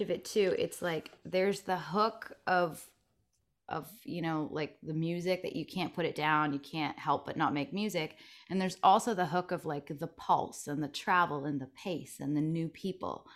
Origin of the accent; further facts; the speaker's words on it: Stratford, Ontario, Canada; moved away as an adult; now in Nashville, United States; I'm born and raised in Ontario, Canada.